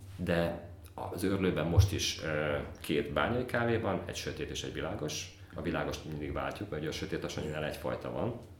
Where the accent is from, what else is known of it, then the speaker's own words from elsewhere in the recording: Tokaj-Hegyalja, Borsod-Abaúj-Zemplén, Hungary; én Tokajhegy származású vagyok